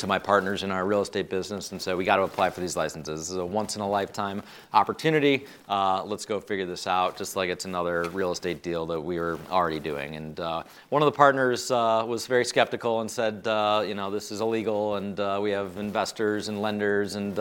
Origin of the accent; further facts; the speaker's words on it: Chicago, Illinois, United States; I was born and raised in Chicago